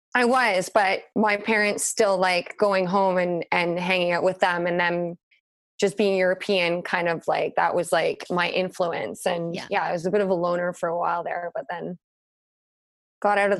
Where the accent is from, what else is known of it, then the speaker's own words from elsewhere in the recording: Whistler, British Columbia, Canada; also born or lived in London; now in Vancouver, Canada; growing up in Whistler